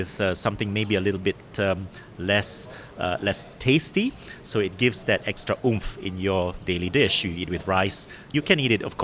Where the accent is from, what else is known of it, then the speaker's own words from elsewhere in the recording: Malaysia; I'm Malaysian, but my mom is Singaporean